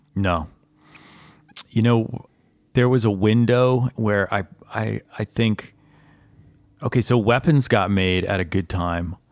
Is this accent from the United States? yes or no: yes; Virginia, United States; I grew up in Virginia